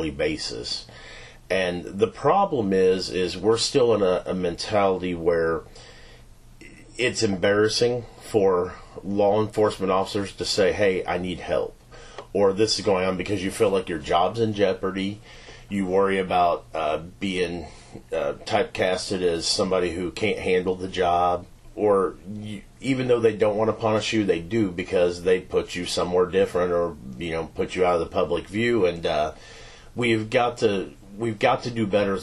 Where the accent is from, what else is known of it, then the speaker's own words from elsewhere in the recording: Knoxville, Missouri, United States; also born or lived in Richmond, Missouri; So I grew up in Knoxville, Missouri. We bought a farm out there when I was 3